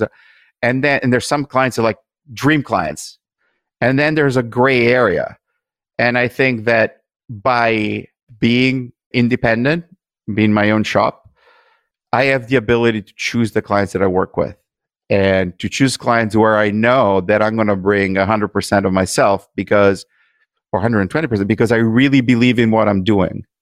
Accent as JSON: {"language": "English", "country": "Italy", "tie": "born or raised there", "moved": "yes", "said": "growing up in Italy"}